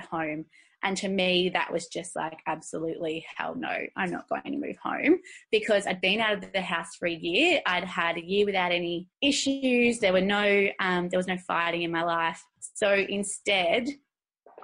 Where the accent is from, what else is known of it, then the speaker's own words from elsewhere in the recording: Deniliquin, New South Wales, Australia; now in Geelong, Australia; I grew up in Druidery, which is a small little town in country New South Wales, north of the Victorian border